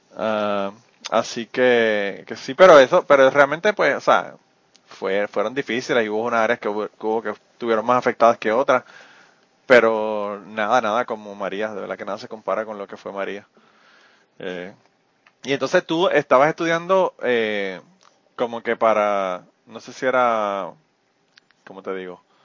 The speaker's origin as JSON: {"language": "Spanish", "town": "Utuado", "country": "Puerto Rico", "moved": "yes", "lives_now": "United States", "said": "nací en el Hospital del Maestro, pero soy de Utuado"}